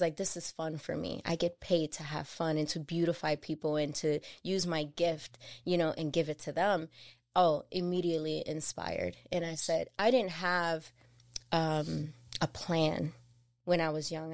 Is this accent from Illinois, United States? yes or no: yes; Chicago, Illinois, United States; being a young mother growing up in Chicago in Humble Park